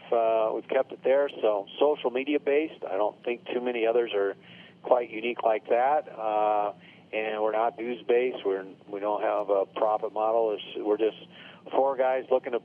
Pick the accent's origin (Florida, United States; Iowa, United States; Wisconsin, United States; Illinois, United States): Iowa, United States; Sioux City; moved away as an adult; also born or lived in Des Moines, Iowa / Nebraska; now in Arizona, United States; I'm from Sioux City, Iowa, northwest part of the state.